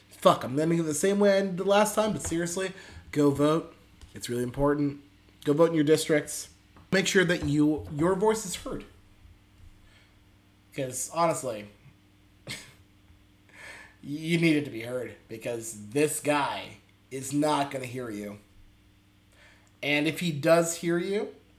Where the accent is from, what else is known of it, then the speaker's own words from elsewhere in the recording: Pennsylvania, United States; also born or lived in Texas; I'm from a fucking weirdo from fucking Pennsylvania. I was born in Texas though